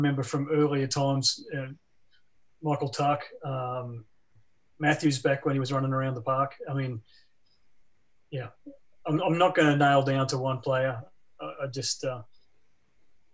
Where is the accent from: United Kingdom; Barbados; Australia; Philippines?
Australia; Brisbane, Queensland; moved away as an adult; now in Richmond, United States; I'm from Brizzy originally.